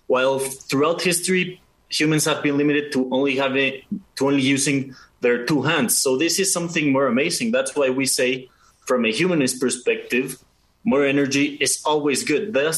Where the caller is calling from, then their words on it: Mexico City, Mexico; Okay, so I am checking in from Mexico City.